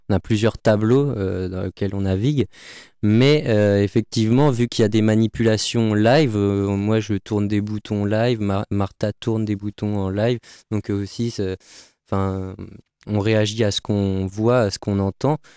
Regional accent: Le Mans, Pays de la Loire, France; d'autant plus que je viens

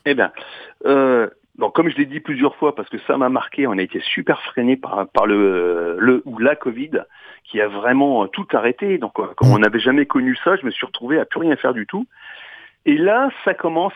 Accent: Marne, Champagne, Grand Est, France; on est issu de la Marne, la Champagne

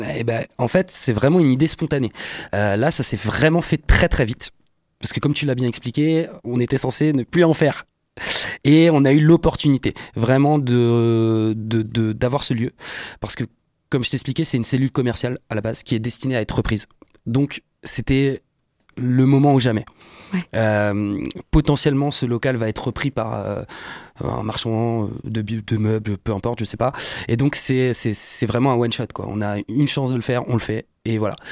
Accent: Le Mans, Pays de la Loire, France; on est du Mans

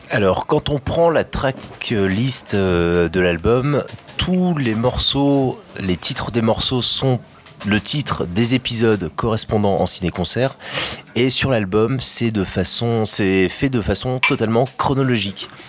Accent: France; pour nous, Français

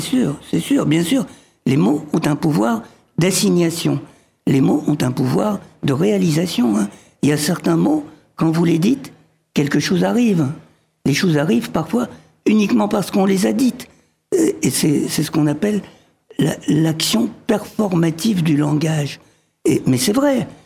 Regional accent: France; born or raised there; also born or lived in Egypt

